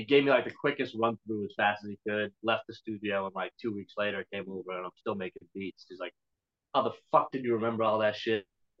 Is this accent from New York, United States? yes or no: no; Boston, Massachusetts, United States; also born or lived in South Shore, Massachusetts; I listened to hip hop growing up in Boston, skateboarding and shit. And then I moved to the South Shore when I was like 15, 16